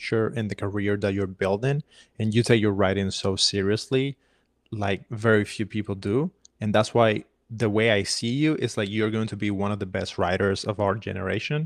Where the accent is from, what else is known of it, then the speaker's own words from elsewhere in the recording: Havana, Cuba; moved away as an adult; now in United States; I was born and raised in Havana and I came to America in 2012